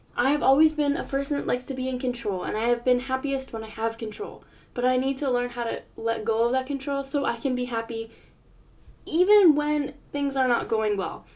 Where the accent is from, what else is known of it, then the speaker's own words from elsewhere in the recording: United States; I grew up in the States